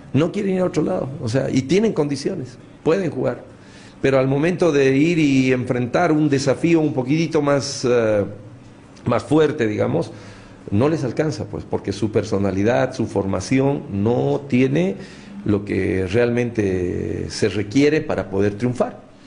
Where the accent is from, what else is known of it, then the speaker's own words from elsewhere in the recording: Bolivia; como bolivianos